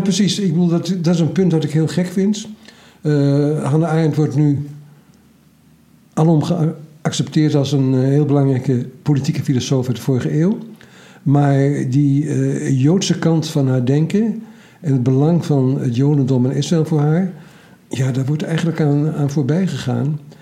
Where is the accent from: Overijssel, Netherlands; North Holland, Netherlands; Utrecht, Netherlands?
Overijssel, Netherlands; Twente; Ik ben Twentenaar